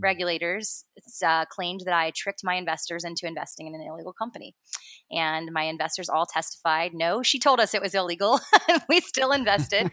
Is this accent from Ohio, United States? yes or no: yes; Cincinnati, Ohio, United States; born in Cincinnati, Ohio, uh, northern Kentucky area